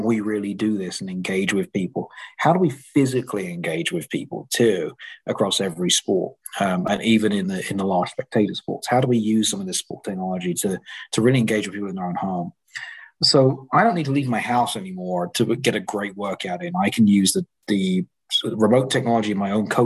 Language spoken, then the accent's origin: English; England, United Kingdom; I grew up in England